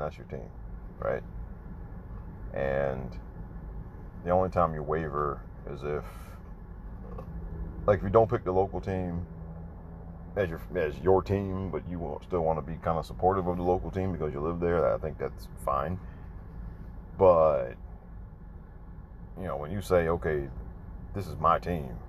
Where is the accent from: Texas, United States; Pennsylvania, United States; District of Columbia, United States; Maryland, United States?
Maryland, United States; also born or lived in New York; born in New York. Lived a few years in New York before we moved down to Maryland.